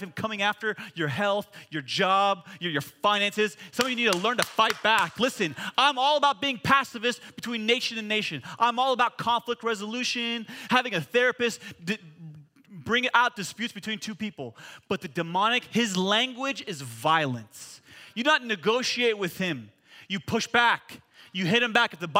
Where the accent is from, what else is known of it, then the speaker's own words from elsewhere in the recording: United States; I'm an American